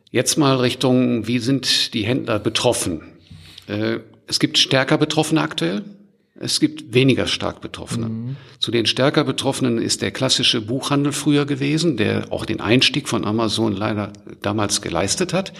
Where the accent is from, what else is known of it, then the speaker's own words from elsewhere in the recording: Germany; wir als Deutsche